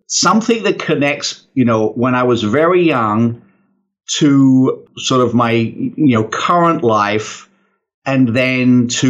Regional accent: United Kingdom; I'm British.

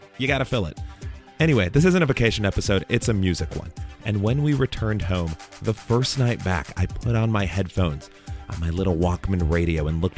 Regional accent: Chicago, Illinois, United States; As a kid growing up in Chicago

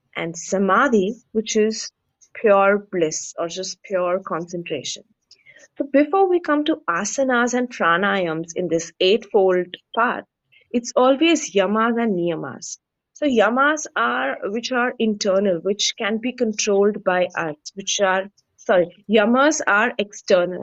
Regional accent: India; we Indians

